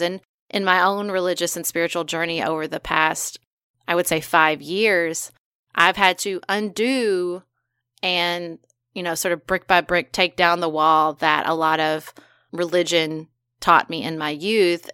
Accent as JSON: {"language": "English", "country": "United States", "said": "I'm an American."}